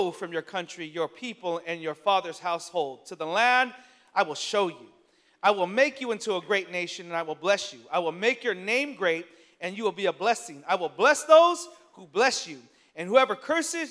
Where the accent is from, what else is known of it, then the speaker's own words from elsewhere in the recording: San Francisco, California, United States; born and raised in San Francisco